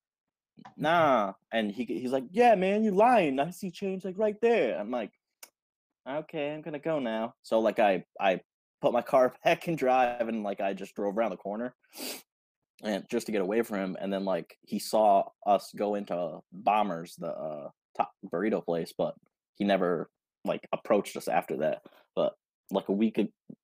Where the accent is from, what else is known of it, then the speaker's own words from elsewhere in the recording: Schenectady, New York, United States; in my hometown, the downtown part of it